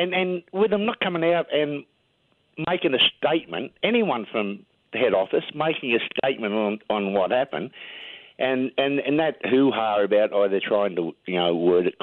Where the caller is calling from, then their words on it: Australia; I was calling from Australia